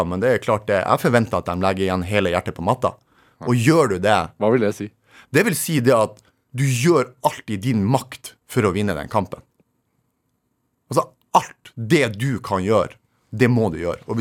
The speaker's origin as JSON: {"language": "Norwegian", "town": "Narvik", "region": "Nordland", "country": "Norway", "tie": "born or raised there", "said": "Så jeg er egentlig født og oppvokst i Skråninga. Jo, for det er sånn eh, fjellvegg da du bor i. Eller de kaller det skråninga i Narvik."}